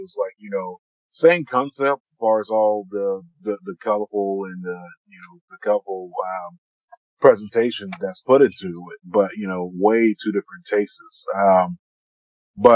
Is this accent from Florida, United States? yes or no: yes; Florida, United States; growing up in the South, down in Florida